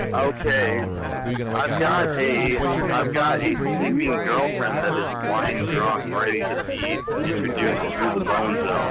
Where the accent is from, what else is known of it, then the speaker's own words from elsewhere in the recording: Syracuse, New York, United States; I'm from Syracuse, man.